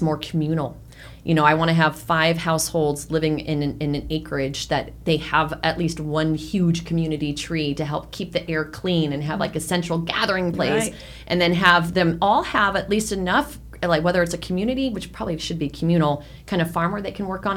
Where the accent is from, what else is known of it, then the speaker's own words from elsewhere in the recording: San Francisco, California, United States; now in Arizona, United States; before I moved to Arizona. I grew up in San Francisco